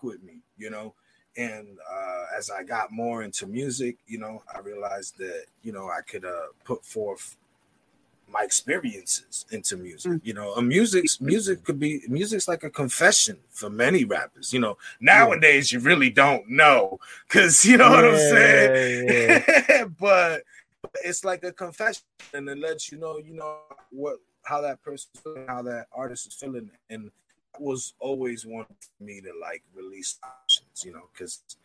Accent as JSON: {"language": "English", "town": "Springfield", "region": "Massachusetts", "country": "United States", "said": "Springfield, Massachusetts"}